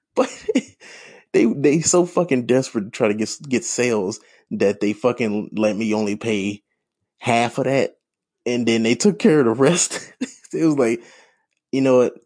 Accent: St. Louis, Missouri, United States; I grew up in Saint Louis

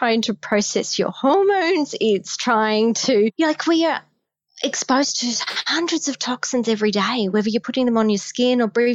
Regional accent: Australia; accent: Australian; I'm Australian

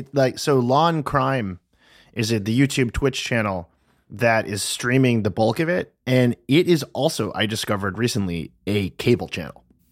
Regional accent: Massachusetts, United States; I'm from Massachusetts.

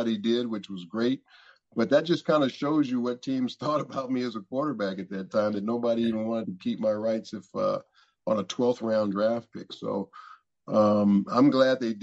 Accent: Los Angeles, California, United States; I was from Los Angeles

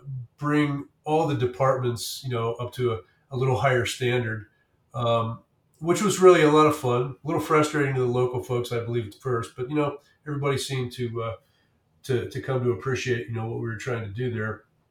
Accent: Bellefonte, Pennsylvania, United States; moved away as an adult; now in Colorado, United States; my hometown of Bellefonte, which is about 10 miles away from there.

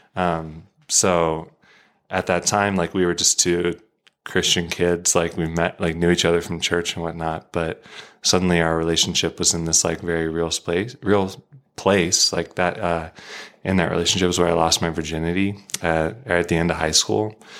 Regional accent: Arizona, United States; moved away; from Arizona

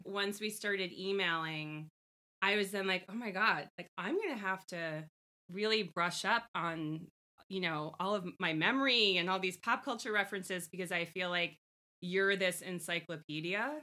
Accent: Long Island, New York, United States; I'm a girl from Long Island.

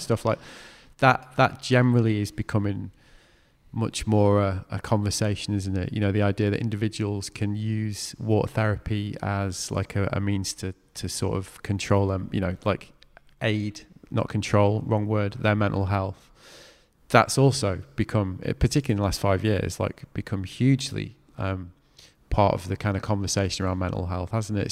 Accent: North West England, United Kingdom; I grew up in the Northwest

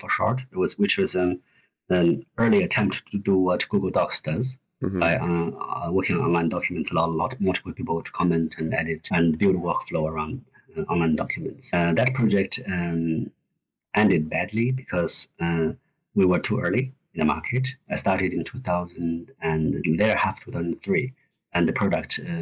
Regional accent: Gobi Desert, Inner Mongolia, China; now in Sydney, Australia; I was born in Gobi Desert. That's the area that connects China with Inner Mongolia

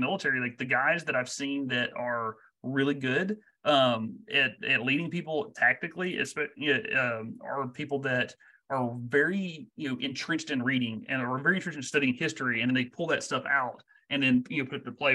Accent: Texas, United States; moved away; I'm from Texas

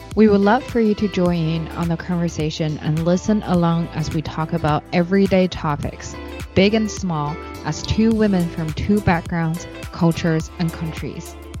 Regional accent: Beijing, China; English is a second language; moved away as an adult; also born or lived in Shanghai; I was born and raised in Beijing

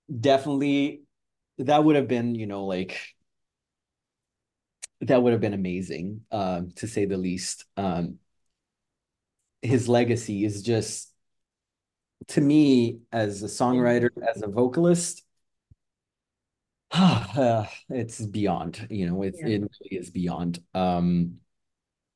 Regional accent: Canada; as a Canadian, I also have a very deep love for ….

